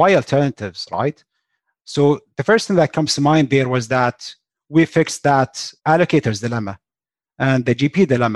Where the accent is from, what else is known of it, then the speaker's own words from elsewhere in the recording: Kuwait; also born or lived in West Lafayette, Indiana, United States; born and raised in Kuwait, went to school in West Lafayette, Indiana, at Purdue specifically.